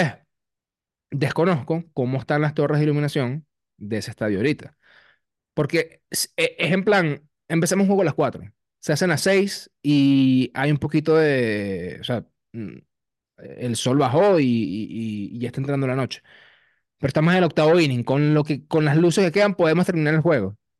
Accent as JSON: {"language": "Spanish", "country": "Venezuela", "said": "como venezolanos"}